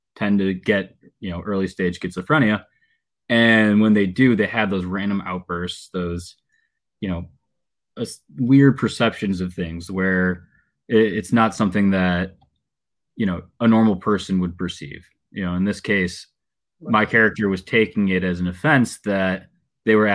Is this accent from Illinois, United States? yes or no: yes; Chicago, Illinois, United States; I'm an actor from Chicago, 29 years old